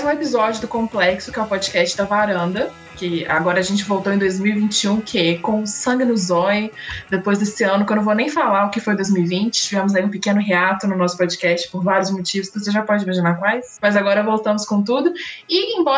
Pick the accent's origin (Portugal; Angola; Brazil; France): France; Portuguese is a second language; Então, assim, eu falo como quero, sou francesa.